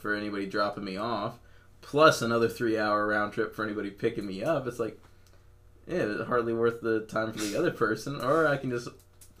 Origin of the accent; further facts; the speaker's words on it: South Florida, United States; now in Ocala, United States; I'm from South Florida